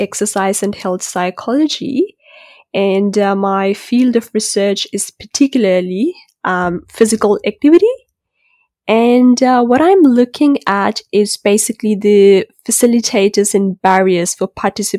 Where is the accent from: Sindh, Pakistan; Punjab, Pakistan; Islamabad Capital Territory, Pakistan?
Islamabad Capital Territory, Pakistan; Islamabad; moved away as an adult; now in Melbourne, Australia; So I'm originally from Islamabad, Pakistan